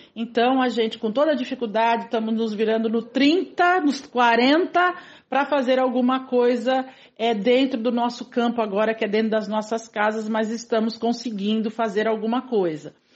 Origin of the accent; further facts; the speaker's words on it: São Vicente, São Paulo, Brazil; Eu sou de São Vicente, nascida em São Vicente, moro até hoje na periferia de São Vicente, no mesmo bairro que eu nasci, inclusive